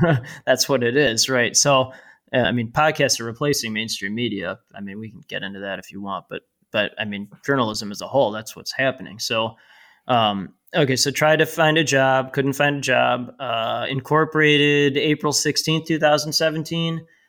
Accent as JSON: {"language": "English", "area": "North Shore, north of Chicago", "region": "Illinois", "country": "United States", "tie": "born or raised there", "said": "I live and grew up, uh, about twenty-five miles north of downtown Chicago. And, uh, it's called the North Shore."}